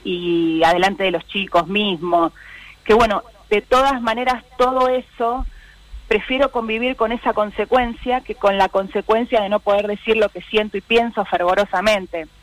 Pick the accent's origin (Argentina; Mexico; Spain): Argentina; San Martín, Buenos Aires Province; Yo nací en San Martín y estábamos a 10 cuadras de la General Paz y Constituyentes